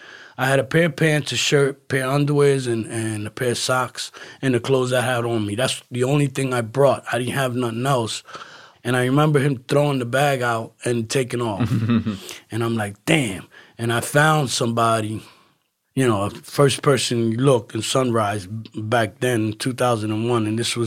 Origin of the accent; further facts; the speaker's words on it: Philadelphia, Pennsylvania, United States; And I said, listen, I'm from Philly. I showed him my ticket because I left from Philadelphia.